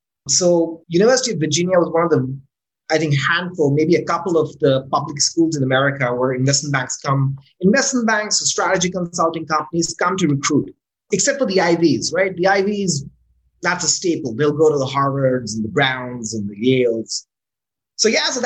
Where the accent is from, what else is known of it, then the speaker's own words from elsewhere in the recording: Islamabad, Islamabad Capital Territory, Pakistan; moved away as an adult; also born or lived in California, United States / Florida, United States; So I moved back. To Islamabad, which is my hometown